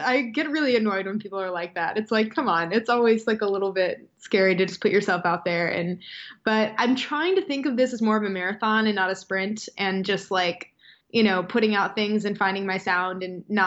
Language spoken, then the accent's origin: English; Wisconsin, United States; moved away; I'm from Wisconsin.